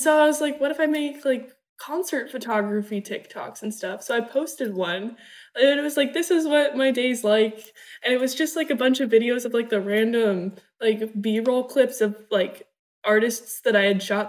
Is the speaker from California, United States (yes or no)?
yes; Newport Beach, California, United States; also born or lived in Germany; I was born in Germany, but I grew up in Newport Beach, California.